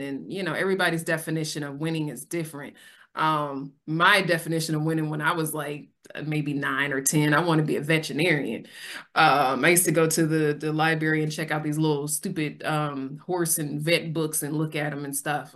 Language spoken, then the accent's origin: English; Sacramento, California, United States; I'm born and raised in Sacramento